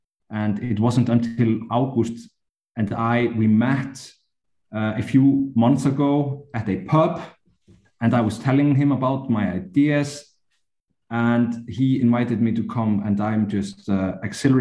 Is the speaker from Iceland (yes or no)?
yes; Iceland; I come from Iceland.